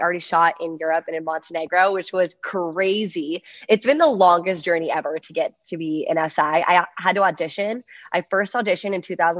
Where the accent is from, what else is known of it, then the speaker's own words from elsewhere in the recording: Virginia, United States; So long story short, I am from Virginia. I went to USC